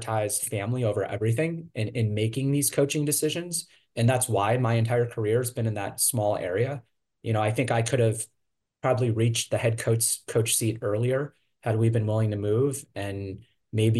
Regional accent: Cleveland, Ohio, United States; moved away as an adult; also born or lived in Cincinnati, Ohio; now in Lawrence, United States; I'm from Cleveland.

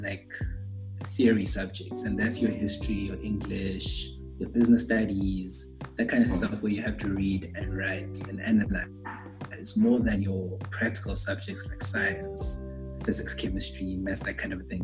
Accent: Bulawayo, Zimbabwe; moved away as an adult; now in South Africa; I was born and raised in Bulawayo. That's a city in Zimbabwe, actually

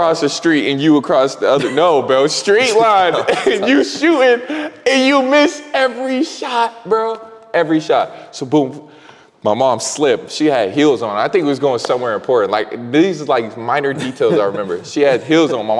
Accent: Erie, Pennsylvania, United States; I'm from Erie

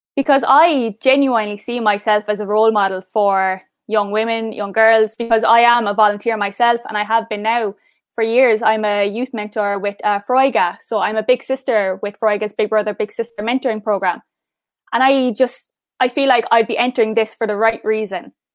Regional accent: Cork, Munster, Ireland; accent: Cork; moved away as an adult; now in County Mayo, Ireland; I'm not from Mayo originally, I'm from Cork, so I'm from South.

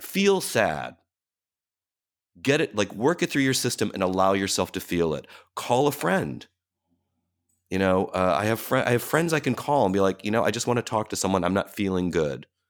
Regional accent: Cleveland, Ohio, United States; now in New York, United States; that whole experience growing up that way in a city like Cleveland

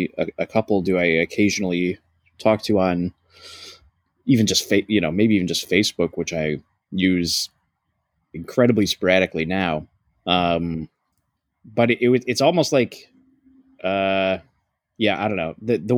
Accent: Ohio, United States; moved away; also born or lived in Buffalo, New York; I grew up in Ohio

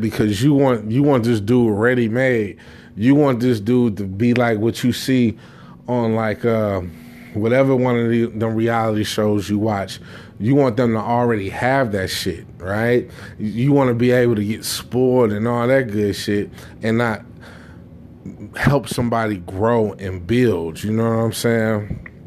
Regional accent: Jamaica; me being Jamaican

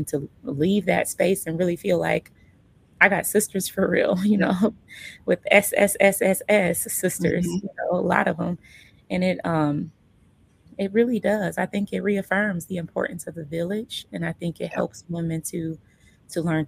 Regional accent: Omaha, Nebraska, United States; I was born in Omaha. I was raised in Omaha.

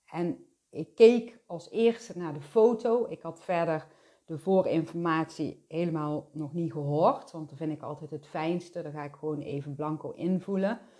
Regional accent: Belgium; En dat was wel een hele bekende zaak in eh, België, want we komen uit België.

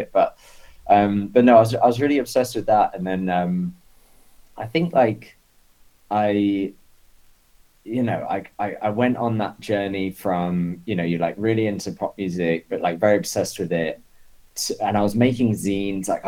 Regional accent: Isle of Wight, South East England, United Kingdom; moved away as an adult; also born or lived in London; now in New York, United States; I was on the Isle of Wight, and you know, I'd like started to go to shows, I guess, when I was like 13

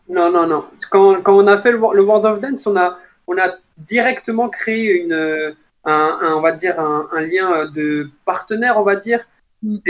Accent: France

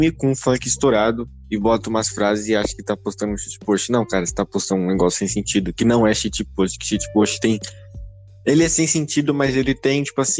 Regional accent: São Paulo, Brazil; Sim, eu sou paulista

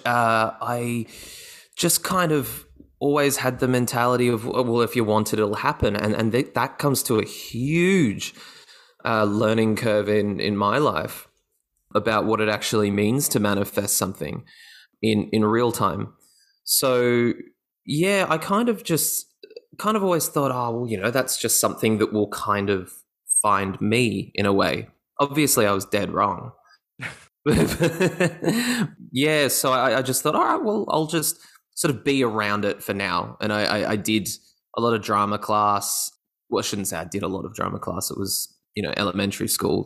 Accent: Gold Coast, Queensland, Australia; I was in high school up in my hometown, which is the Gold Coast.

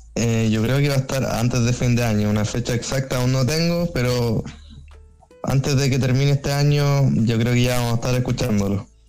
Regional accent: Chile; yo como chileno

